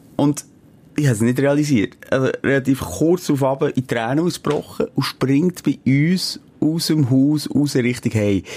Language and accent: German; Switzerland; in Boldigen, dort, wo ich aufgewachsen bin